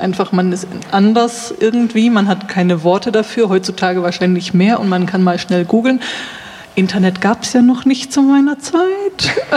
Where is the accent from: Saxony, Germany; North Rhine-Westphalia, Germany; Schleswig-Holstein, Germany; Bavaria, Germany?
North Rhine-Westphalia, Germany; Münsterland; ich komme aus Nordrhein-Westfalen, Münsterland